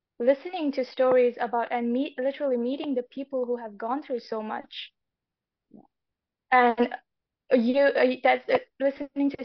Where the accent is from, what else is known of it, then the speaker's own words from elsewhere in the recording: Afghanistan; I am an author from Afghanistan.